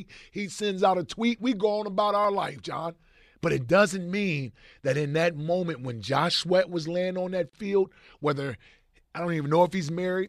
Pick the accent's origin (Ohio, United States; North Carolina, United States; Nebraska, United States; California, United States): Ohio, United States; Cincinnati; That's my hometown, as everybody knows. I'm from Cincinnati